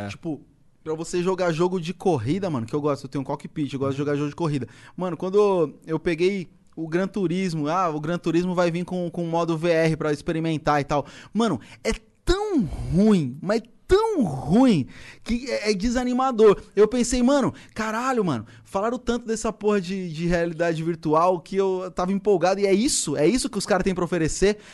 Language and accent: Portuguese; São Paulo, Brazil; also born or lived in Poá; A gente fez um show lá na minha quebrada, lá na Cachoeirinha. É um bairro vizinho do Lausanne